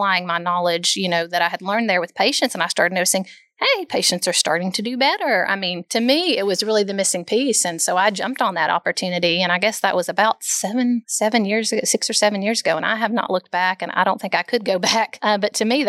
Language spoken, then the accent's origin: English; Bristol, Tennessee, United States; moved away as an adult; now in Knoxville, United States; I grew up in Bristol, Tennessee, so not too far away